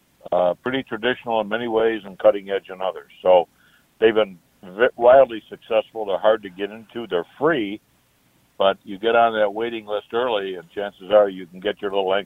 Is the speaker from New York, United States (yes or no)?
yes; Buffalo, New York, United States; moved away as an adult; also born or lived in Chicago, Illinois; now in Tucson, United States; I grew up in Buffalo, New York. I was the youngest of 3 children.